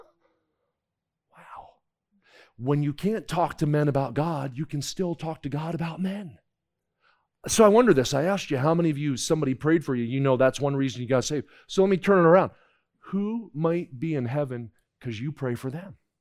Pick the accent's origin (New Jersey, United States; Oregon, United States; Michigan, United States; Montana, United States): New Jersey, United States; I grew up in New Jersey